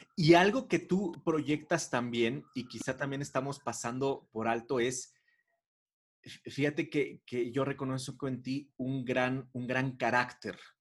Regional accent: Mexico; siendo mexicano

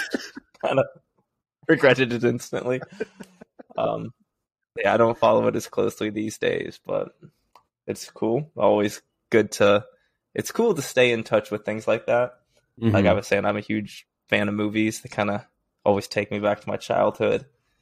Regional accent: Oklahoma, United States; born there; also born or lived in Arizona / Texas / Missouri / California; now in Washington, D.C., United States; I am 27. I was born in Oklahoma and I moved to Arizona. I've lived in Texas for a summer, Missouri, California, Boise, obviously. And I currently live in Washington, D.C.

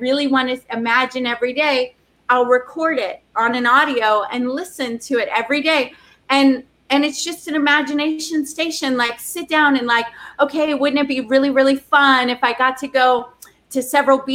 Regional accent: the South, United States; I'm from the South

